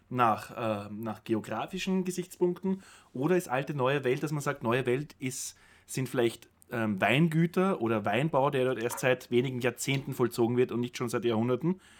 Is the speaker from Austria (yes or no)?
yes; Vienna, Austria; Nein, ich bin stolzer Wiener